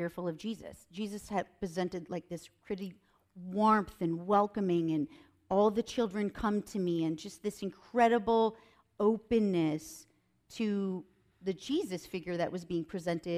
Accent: Minnesota, Wisconsin, Midwest, United States; moved away as an adult; also born or lived in Nebraska / Chicago / Washington, D.C. / Los Angeles; I'm originally from the Midwest. I'm from Minnesota, Wisconsin

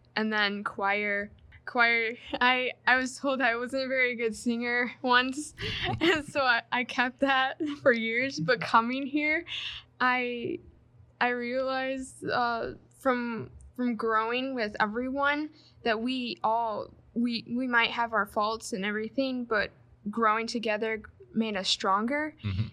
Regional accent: Michigan, United States; I'm from Michigan, uh, Grand Rapids congregation I attend

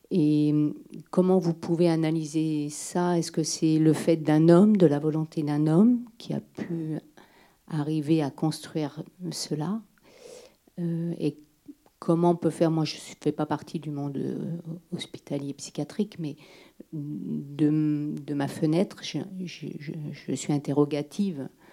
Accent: Rouen, Normandy, France; Moi, je viens de Rouen

